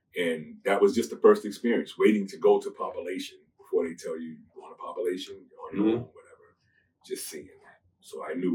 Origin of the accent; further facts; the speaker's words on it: Boston, Massachusetts, United States; also born or lived in Chicago; So I was born in Boston, but my family's from Chicago. So I was born here, but lived in Chicago.